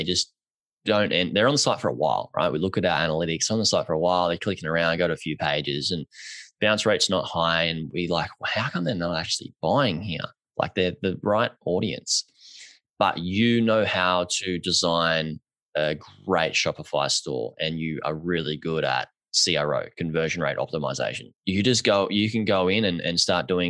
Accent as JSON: {"language": "English", "country": "Australia", "said": "I'm Australian"}